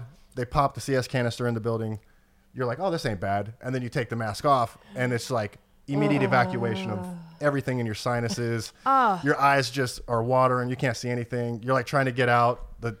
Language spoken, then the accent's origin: English; Oregon, United States; I grew up in Oregon, pretty much my whole life.